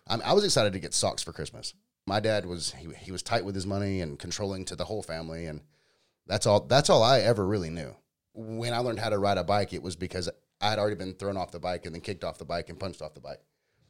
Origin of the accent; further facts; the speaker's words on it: Powder Springs, Georgia, United States; I grew up in Powder Springs. I grew up about 35 minutes south of here.